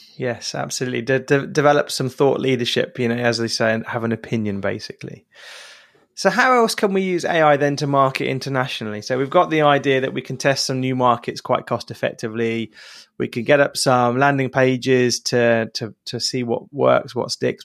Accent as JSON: {"language": "English", "region": "England", "country": "United Kingdom", "said": "as an English person"}